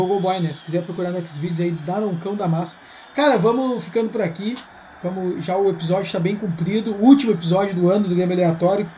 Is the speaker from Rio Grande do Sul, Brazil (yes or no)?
yes; Bela Vista neighbourhood, Rio Grande do Sul, Brazil; da Bela Vista, lá onde eu na, onde eu me criei